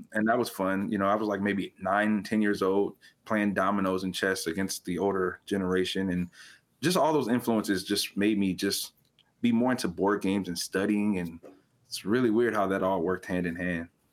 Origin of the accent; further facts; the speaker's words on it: California, United States; moved away; I was born and raised in California. I don't currently live in California